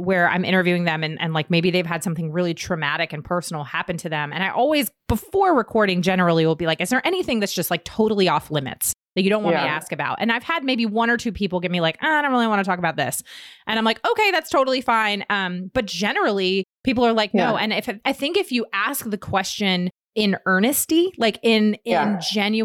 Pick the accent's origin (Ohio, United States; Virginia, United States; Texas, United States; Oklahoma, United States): Virginia, United States; we're both from Virginia